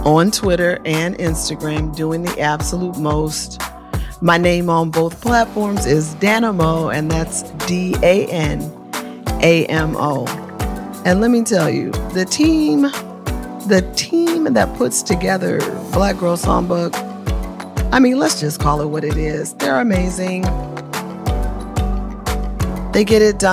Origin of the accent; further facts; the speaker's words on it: Oakland, California, United States; my hometown of Oakland